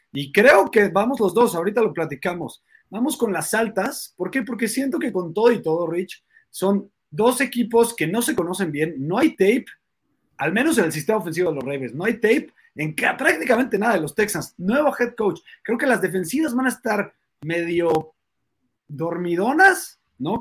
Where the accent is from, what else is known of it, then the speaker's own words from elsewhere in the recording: Mexico; nosotros somos mexicanos